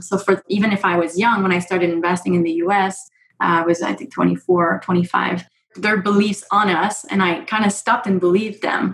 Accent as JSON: {"language": "English", "country": "Canada", "said": "I am Canadian"}